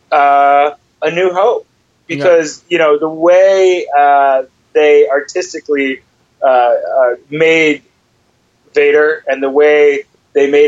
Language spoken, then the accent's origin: English; Michigan, United States; Michigan, my home state